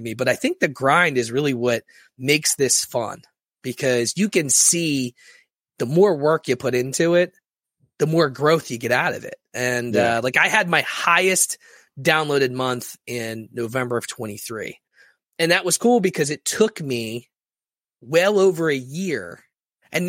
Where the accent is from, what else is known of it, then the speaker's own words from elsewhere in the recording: Philadelphia, Pennsylvania, United States; I'm from Philadelphia